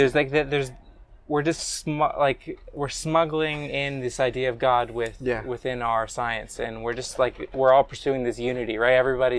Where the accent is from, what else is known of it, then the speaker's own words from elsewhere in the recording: United States; Is it because I'm Jewish or because I'm American, yeah, right?